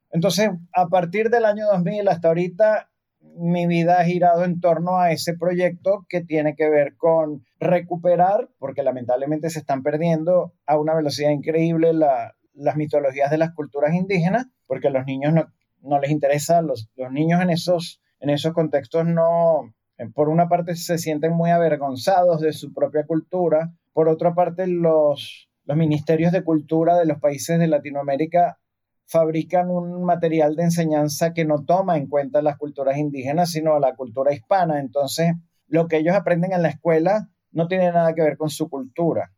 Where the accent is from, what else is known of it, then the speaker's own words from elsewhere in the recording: Venezuela; Cuando estaba muy pequeño, aquí en Venezuela